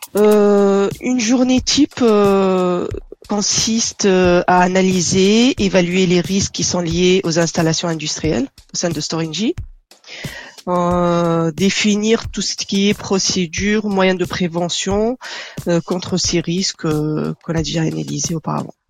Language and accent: French; Tunisia; moved away as an adult; also born or lived in Dunkerque, France / Nanterre, France; now in France; Donc je suis née et j'ai grandi en Tunisie. Je suis arrivée en France à l'âge de 23 ans